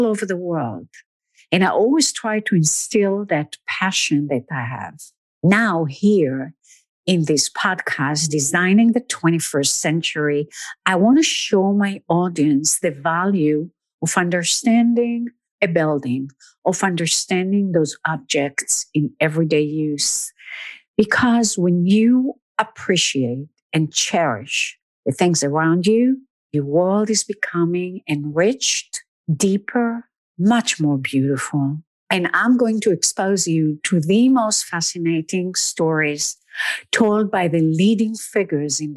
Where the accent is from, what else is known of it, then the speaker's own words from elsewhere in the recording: Israel; moved away as an adult; now in New York, United States; I grew up in Israel and moved to New York in my early 20s.